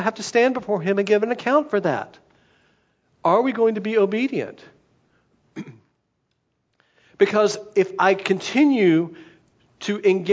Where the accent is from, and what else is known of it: United States